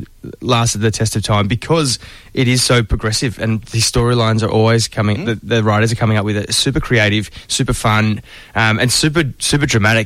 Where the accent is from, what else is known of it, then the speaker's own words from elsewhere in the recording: Melbourne, Victoria, Australia; As a kid growing up around the corner from Ramsey Street in Glen Waverley. So Vermont is just around the corner.